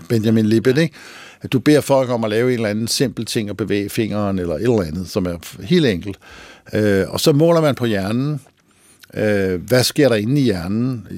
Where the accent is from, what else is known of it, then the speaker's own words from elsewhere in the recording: Lønby, Denmark; Mig og rødderne der fra det rækhuskvarter i Lønby, hvor jeg voksede op